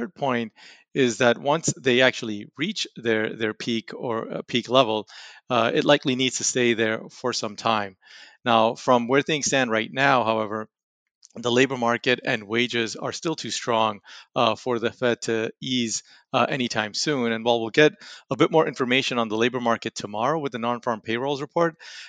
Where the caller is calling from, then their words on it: Raleigh, North Carolina, United States; From Raleigh, North Carolina.